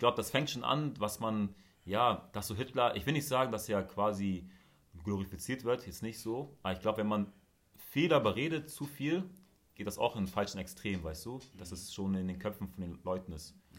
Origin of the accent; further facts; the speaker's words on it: Hamburg, Germany; wo ich aufgewachsen bin, in Hamburg Süd